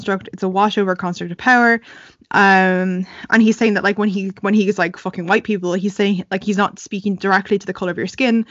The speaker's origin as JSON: {"language": "English", "country": "Ireland", "tie": "born or raised there", "said": "growing up in Ireland, there were two people of color in my whole school"}